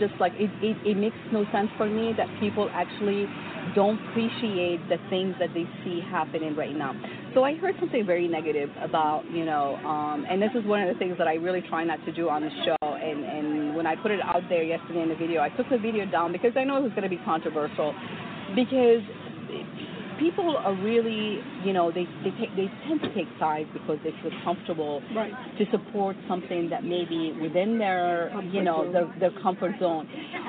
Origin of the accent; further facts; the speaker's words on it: United States; I'm just saying what I feel as an American woman here